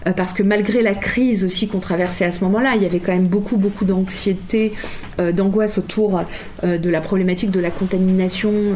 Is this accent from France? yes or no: yes; Châtillon, Île-de-France, France; j'ai grandi à Châtillon, je n'ai connu en réalité que Châtillon